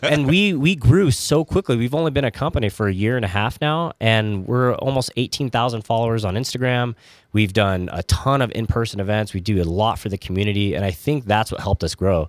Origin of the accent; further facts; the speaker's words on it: California, United States; growing up in California, I, I loved In and Out